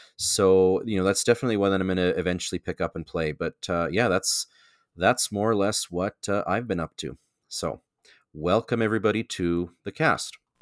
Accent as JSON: {"language": "English", "country": "Canada", "said": "I am your Canadian connection"}